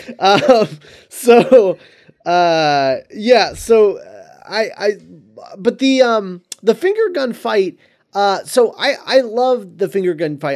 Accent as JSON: {"language": "English", "region": "Florida", "country": "United States", "tie": "born or raised there", "said": "when I was a kid, um, living, growing up in Florida"}